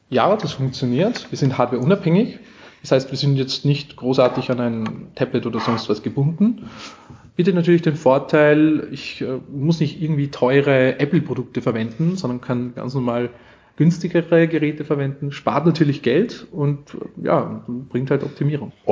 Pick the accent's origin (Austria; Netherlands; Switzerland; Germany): Austria; accent: Austrian; also ich, ich, ich, ich spreche österreichisch. Man versteht mich, ja.